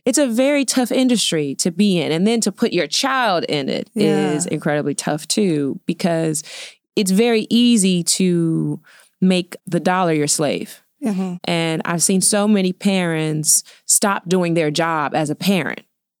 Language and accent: English; Queens, New York, United States; born there; I was born in New York. Okay. Queens, Elmhurst.